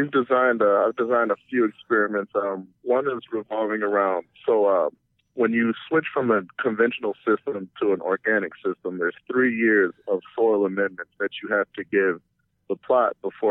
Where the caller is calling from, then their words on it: Minnesota, United States; Specifically from the University of Minnesota in the Agricultural Horticultural Department.